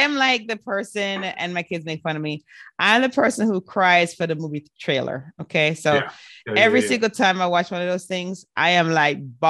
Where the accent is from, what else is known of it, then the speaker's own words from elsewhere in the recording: Jamaica; moved away; I grew up partially in Jamaica, West Indies